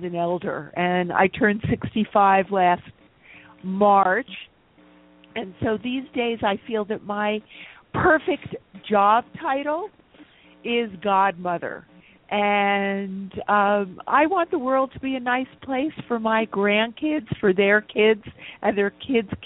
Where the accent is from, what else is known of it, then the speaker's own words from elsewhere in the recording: New York, United States; also born or lived in Eastern Long Island; I was born and raised in Manhattan